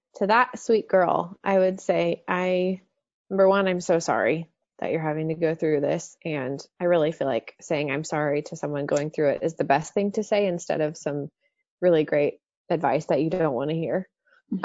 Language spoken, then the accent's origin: English; Dallas, Texas, United States; born or raised there